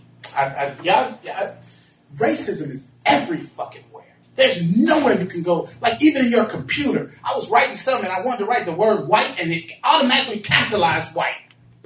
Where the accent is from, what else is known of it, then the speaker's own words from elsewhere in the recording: Chicago, Illinois, United States; I'm from Chicago, but my family's from Mississippi.